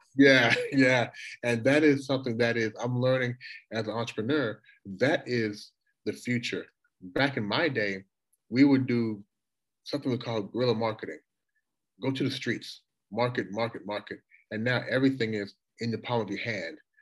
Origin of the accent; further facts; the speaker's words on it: Louisville, Kentucky, United States; moved away as an adult; also born or lived in Toronto, Canada / Washington, D.C.; now in Shanghai, China; going from Toronto to Louisville, where I spent, you know, the vast majority of my life